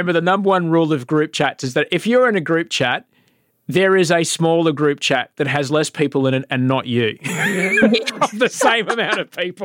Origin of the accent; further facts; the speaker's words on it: Queensland, Australia; I grew up in Queensland